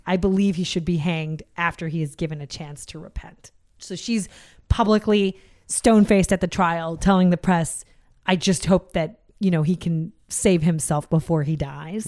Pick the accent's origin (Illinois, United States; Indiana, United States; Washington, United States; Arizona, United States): Washington, United States; Seattle; I grew up in Seattle.